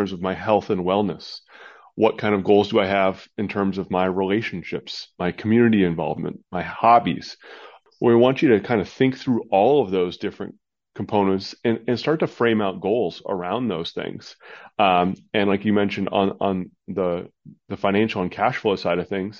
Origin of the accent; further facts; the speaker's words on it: Midwest, United States; now in Arizona, United States; I'm in Arizona, which is the, you know, the desert down here, nice and warm, but I grew up in the Midwest, the northern part of the country